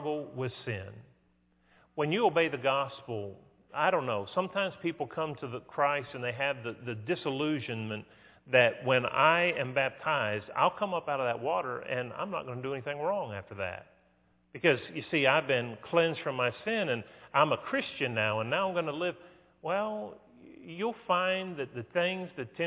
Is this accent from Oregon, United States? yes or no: no; West Virginia, United States; I grew up in West Virginia